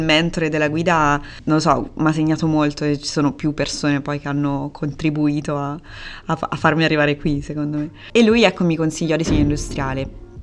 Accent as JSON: {"language": "Italian", "town": "Perugia", "region": "Umbria", "country": "Italy", "tie": "born or raised there", "also_born_or_lived": "Rome / Urbino", "moved": "as an adult", "lives_now": "Antwerp, Belgium", "said": "Io sono, sono nata a Perugia ho studiato a Roma e poi ho studiato a Urbino e poi sono tornata a Perugia"}